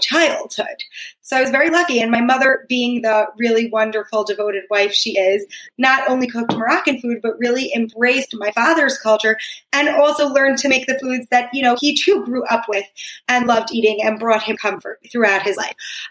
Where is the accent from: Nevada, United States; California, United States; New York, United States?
New York, United States; Long Island; moved away as an adult; also born or lived in Manhattan, New York; now in Israel; I spent my whole life in Long Island